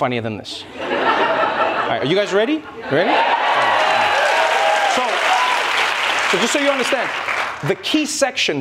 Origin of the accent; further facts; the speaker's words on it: South Africa; now in United States; my home country, South Africa